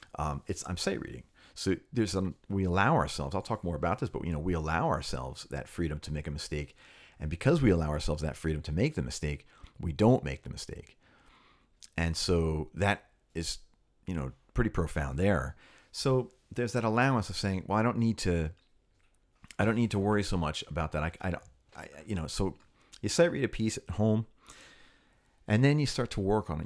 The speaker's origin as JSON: {"language": "English", "town": "Cherry Hill", "region": "New Jersey", "country": "United States", "tie": "born or raised there", "said": "I grew up in the Philly area, uh, Philadelphia, ten, like ten minutes out in Cherry Hill"}